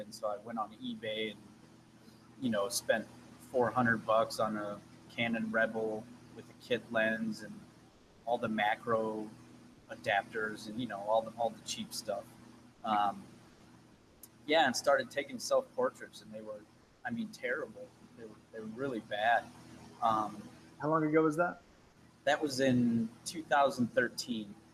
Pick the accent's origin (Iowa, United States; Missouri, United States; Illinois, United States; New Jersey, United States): Missouri, United States; St. Louis; I'm born and raised in St. Louis.